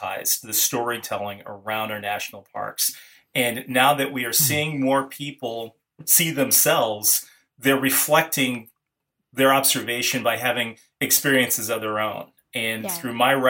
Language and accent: English; California, United States; I grew up in California